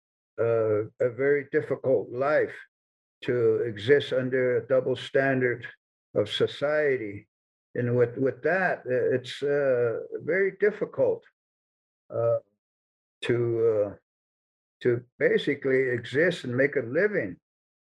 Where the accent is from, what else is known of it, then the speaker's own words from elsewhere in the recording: United States; moved away; also born or lived in Fort Collins, Colorado / Denver, Colorado; I left the Navajo Reservation to go to school